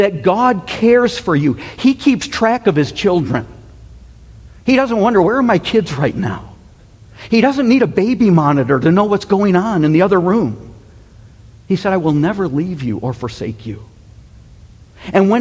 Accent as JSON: {"language": "English", "country": "United States", "said": "the United States"}